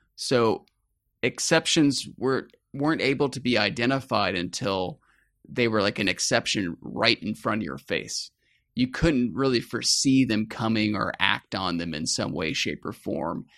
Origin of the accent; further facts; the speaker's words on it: Atlanta, Georgia, United States; I grew up in the suburbs of Atlanta, Georgia